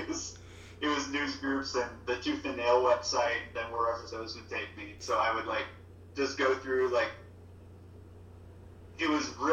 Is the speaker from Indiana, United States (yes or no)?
yes; Granger, Indiana, United States; now in South Bend, United States; I'm in South Bend. I grew up in Granger, which is a small, it's the basically the suburb up there